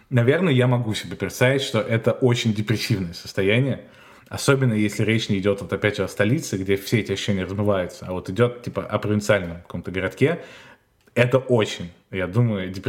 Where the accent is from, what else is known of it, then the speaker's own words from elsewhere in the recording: Maastricht, Limburg, Netherlands; я из Мастрихта это вообще город, который находится в самом южном регионе Голландии, и справа от него Германия, там в 20 минутах, а слева в 20 минутах Бельгия.